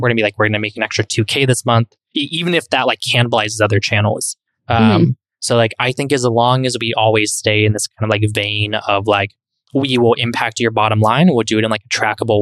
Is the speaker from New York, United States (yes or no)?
no; East Bay, Bay Area, California, United States; moved away as an adult; now in Miami, United States; I grew up in the Bay Area in the East Bay